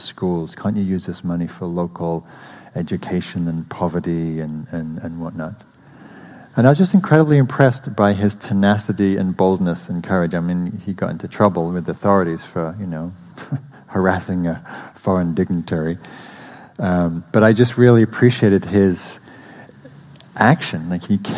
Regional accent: England, United Kingdom; moved away as an adult; now in United States; I'm English

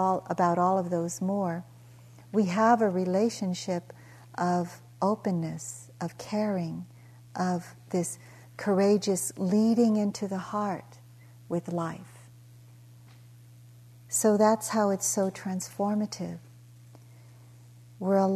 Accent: Daly City, California, United States; moved away as an adult; also born or lived in Philippines / East Palo Alto, California; now in Hawaii, United States; I grew up in the projects near the Cow Palace

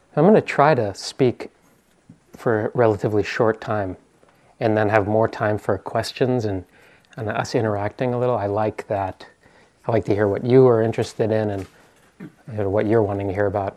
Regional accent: East Coast, United States; moved away as an adult; also born or lived in New York; now in Bay Area, United States; I'm from the East Coast

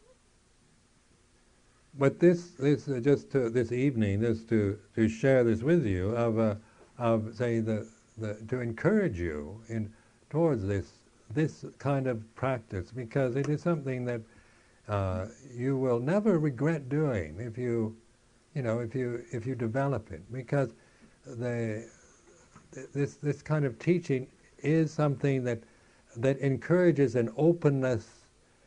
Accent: United States; moved away; being American

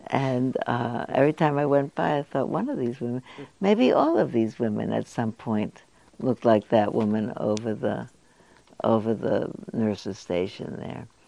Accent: United States; I was born in the United States.

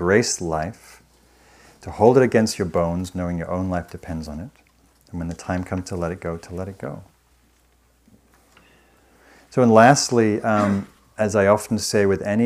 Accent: the north of England, United Kingdom; moved away; I was raised in Northern England in a working class family

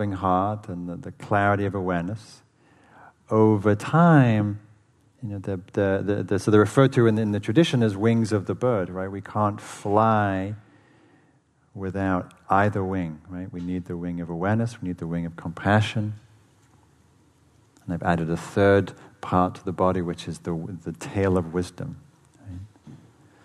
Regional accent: England, United Kingdom; moved away; I grew up in England

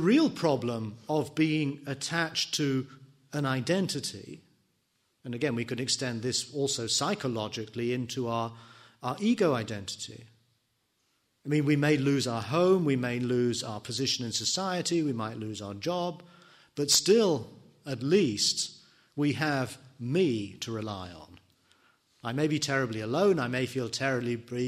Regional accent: England, United Kingdom; me being an Englishman, me being a teacher, me being a son, a husband

